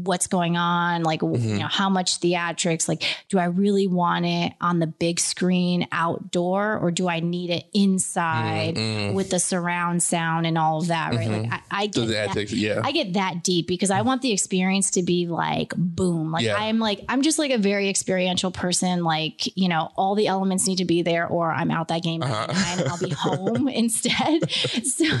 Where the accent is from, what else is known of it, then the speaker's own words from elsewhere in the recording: Beacon, New York, United States; being from Beacon